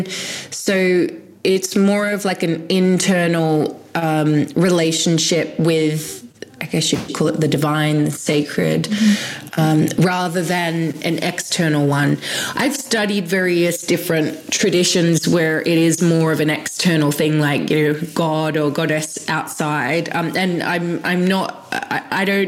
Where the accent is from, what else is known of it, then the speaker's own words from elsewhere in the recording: Sydney, New South Wales, Australia; I grew up in Sydney in Australia